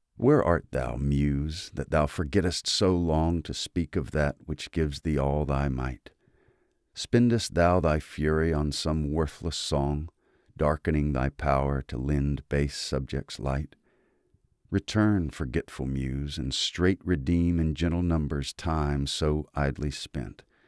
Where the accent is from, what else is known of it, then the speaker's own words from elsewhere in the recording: Mississippi, United States; I am from Mississippi.